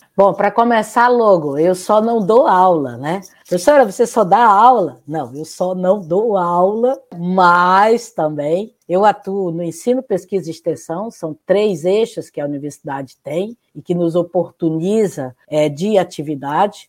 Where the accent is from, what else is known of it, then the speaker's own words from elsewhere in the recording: Pedra Branca, Ceará, Brazil; moved away as an adult; also born or lived in Fortaleza / Santa Catarina / Paraná; now in Porto, Portugal; Eu sou cearense, nasci numa cidadezinha do interior do Ceará chamada Pedra Branca